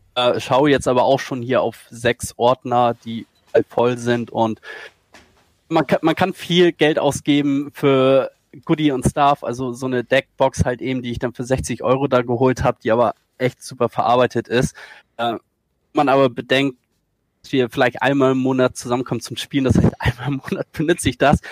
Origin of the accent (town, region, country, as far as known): Schleswig-Holstein, Germany